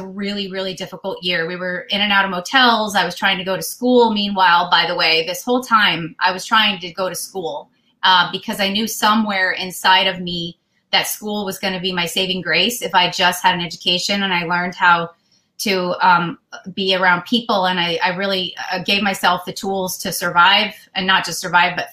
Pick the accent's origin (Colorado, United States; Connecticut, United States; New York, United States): Colorado, United States; Denver; I was born in Denver, Colorado in 1970